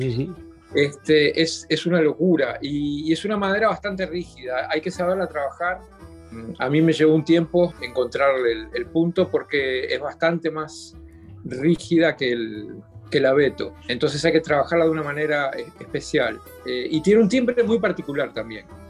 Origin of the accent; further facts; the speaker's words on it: Montevideo, Uruguay; yo nací en Montevideo en 1963, eh, en el hogar de un, de un luthier